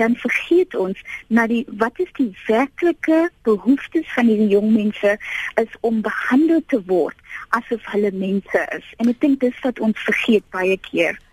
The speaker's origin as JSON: {"language": "Afrikaans", "town": "Piketberg", "region": "Western Cape", "country": "South Africa", "tie": "born or raised there", "said": "ek het groot geword in Pietberg"}